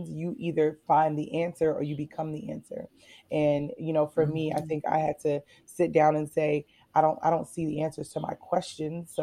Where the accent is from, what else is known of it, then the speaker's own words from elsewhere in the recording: Connecticut, United States; moved away as an adult; also born or lived in Washington, D.C. / Baltimore; originally I'm from Connecticut